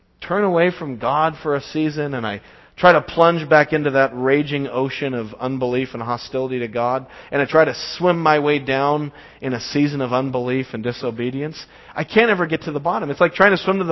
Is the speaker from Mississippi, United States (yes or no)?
no; Las Vegas, Nevada, United States; moved away; I go back home to my hometown, Las Vegas, and see my family, see my parents, and I like to drive to the little house I grew up in.